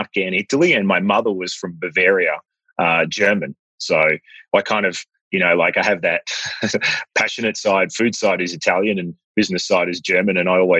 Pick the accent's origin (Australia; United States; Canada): Australia; Melbourne, Victoria; born there; Yes, I was born in Melbourne, actually.